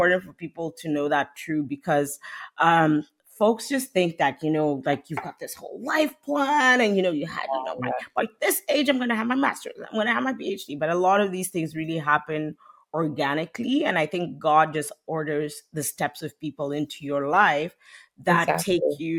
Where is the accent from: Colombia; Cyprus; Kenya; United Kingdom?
Kenya; moved away as an adult; also born or lived in Canada; born and raised in Kenya